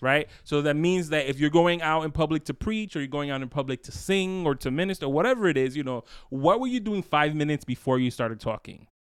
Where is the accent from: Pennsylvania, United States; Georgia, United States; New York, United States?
New York, United States; I'm from the city